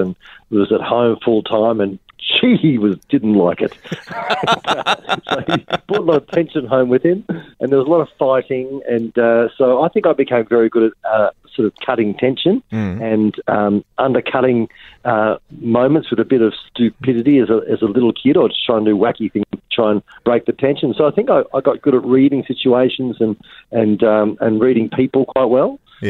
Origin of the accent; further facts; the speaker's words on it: Australia; I'm Australian